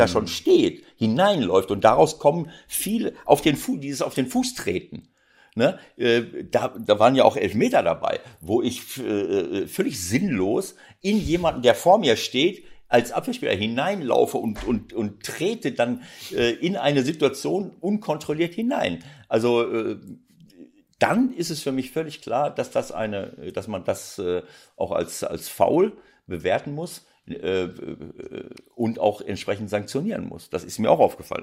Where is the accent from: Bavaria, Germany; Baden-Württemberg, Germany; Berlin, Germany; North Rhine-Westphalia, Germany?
North Rhine-Westphalia, Germany; Bielefeld; now in Hamburg, Germany; es ist meine Heimat